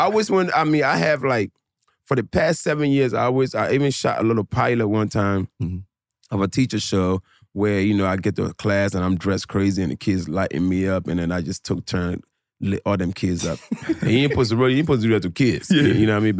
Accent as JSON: {"language": "English", "town": "Philadelphia", "region": "Pennsylvania", "country": "United States", "tie": "born or raised there", "also_born_or_lived": "New Jersey", "said": "I was in Jersey for like 3 years before I moved to Philly."}